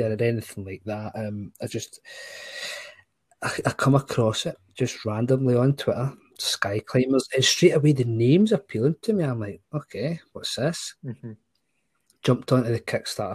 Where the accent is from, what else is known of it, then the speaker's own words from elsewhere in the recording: Scotland, United Kingdom; as a Scotsman